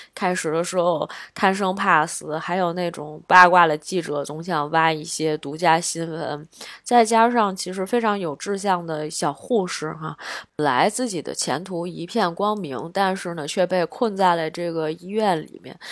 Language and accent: Chinese; China; 作为一个中国人